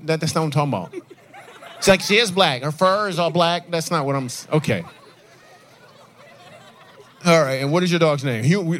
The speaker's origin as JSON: {"language": "English", "town": "Grand Rapids", "region": "Michigan", "country": "United States", "said": "Grand Rapids where I was from."}